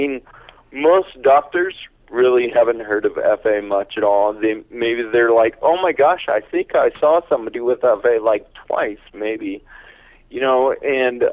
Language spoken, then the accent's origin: English; Northern California, United States; moved away as an adult; now in Pennsylvania, United States; I grew up in Northern California, and I lived here until about 5 years ago.